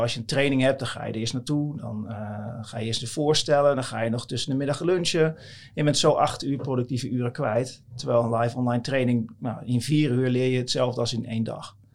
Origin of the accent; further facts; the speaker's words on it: Dalen, Drenthe, Netherlands; Eh, ik kom uit Dalen, dat is een klein dorpje tussen Koevoorde en Emmen.